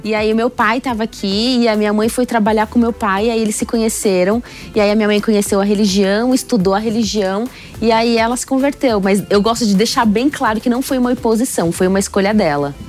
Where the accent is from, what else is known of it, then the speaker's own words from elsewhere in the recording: São Paulo, Brazil; eu sou de São Paulo